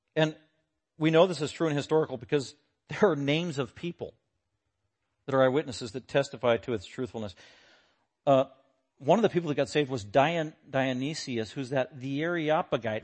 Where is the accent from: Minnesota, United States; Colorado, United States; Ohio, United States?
Colorado, United States; Denver; I was born in Denver, nineteen sixty-six